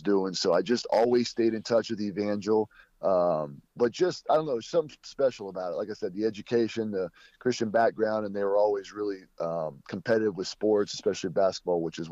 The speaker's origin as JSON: {"language": "English", "region": "Kentucky", "country": "United States", "moved": "as an adult", "said": "I'm originally from Kentucky"}